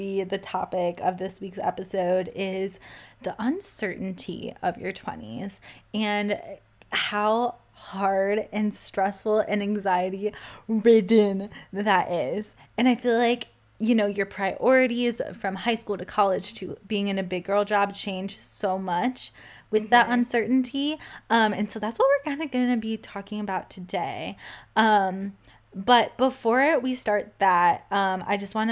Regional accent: Cleveland, Ohio, United States; moved away as an adult; also born or lived in California / Florida; I am in Cleveland, Ohio, my hometown

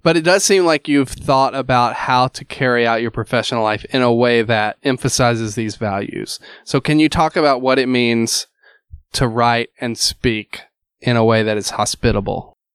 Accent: Alabama, United States; moved away as an adult; also born or lived in Louisville; I'm originally from Alabama

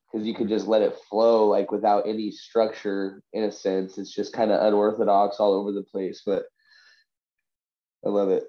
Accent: Vancouver, British Columbia, Canada; So I'm from Vancouver.

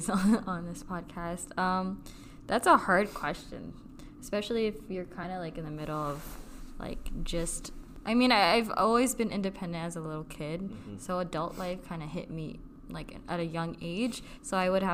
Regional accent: Philippines; we are both Filipino

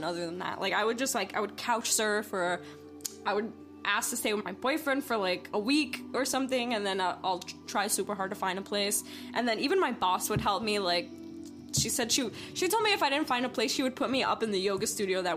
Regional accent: New York, United States; moved away as an adult; I'm originally from the East Coast, from New York

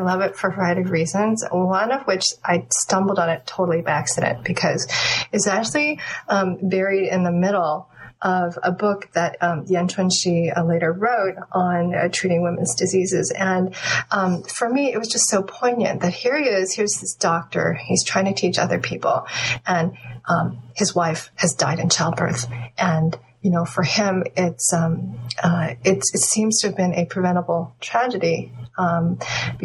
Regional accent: United States; I was born in the United States, and my parents came from Taiwan and mainland China.

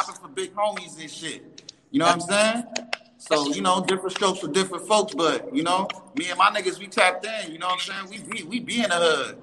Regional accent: New York City, New York, United States; I'm born and raised in Bronx, 1830 Davidson

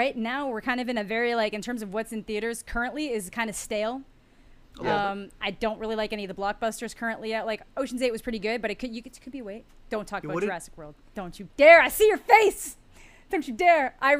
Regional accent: Canada; being Canadian, it came up a lot because, you know, Newfoundland, big prominent mention.

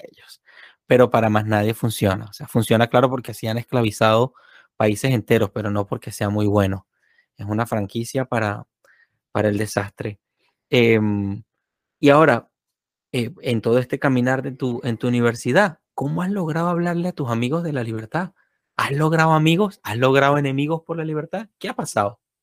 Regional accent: Venezuela; moved away; yo vengo de Venezuela

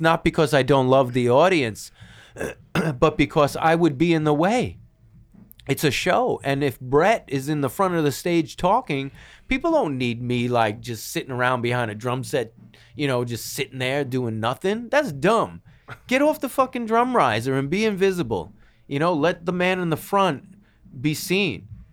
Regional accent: New York City, New York, United States; moved away; also born or lived in Los Angeles; We're from New York

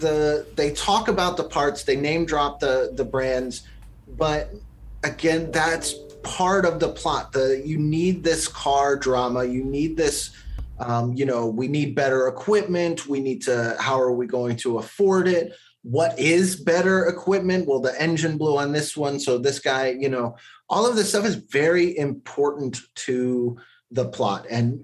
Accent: Alabama, United States; I grew up in Alabama

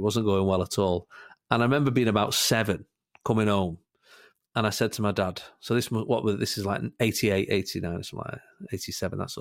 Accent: Salford, North West England, United Kingdom; I was born in Salford, which is a real Manchester United area as well

